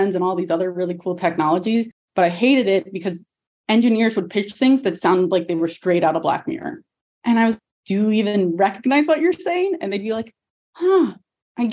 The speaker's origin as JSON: {"language": "English", "town": "Atlanta", "region": "Georgia", "country": "United States", "said": "I'm originally from Atlanta"}